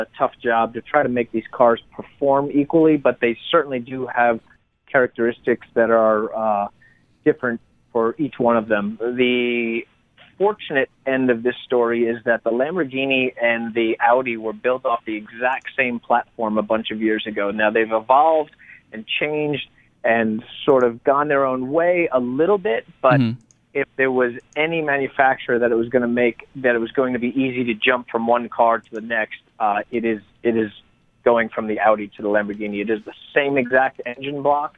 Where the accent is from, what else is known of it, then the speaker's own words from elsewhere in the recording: Long Island, New York, United States; my home state